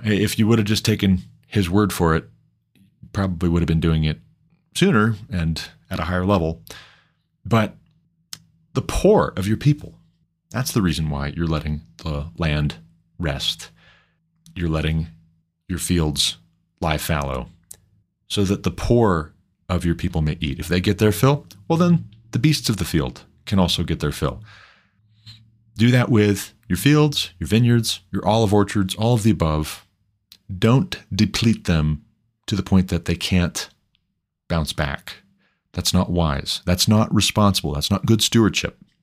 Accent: Montana, United States; Montana, my home state

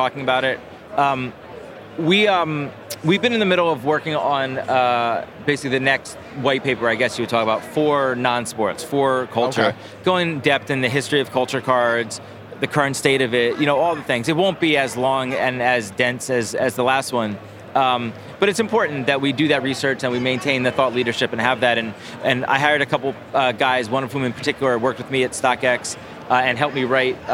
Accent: Philadelphia, Pennsylvania, United States; I grew up in Philly

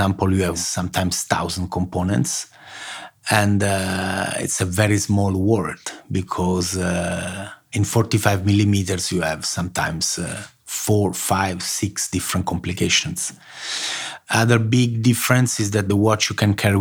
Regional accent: Rome, Lazio, Italy; moved away as an adult; also born or lived in Naples, Italy / Turin, Italy; now in Switzerland; I was born in Naples and I grew up in Rome.

